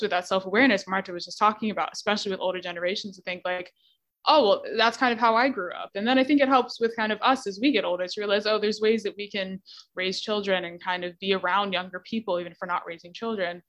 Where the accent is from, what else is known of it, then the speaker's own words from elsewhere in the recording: Bermuda; I'm from Bermuda